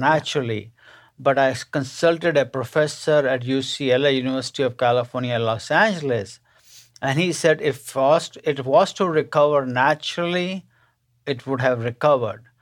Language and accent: English; India; moved away as an adult; now in United States; I was born and raised in India to a middle-class family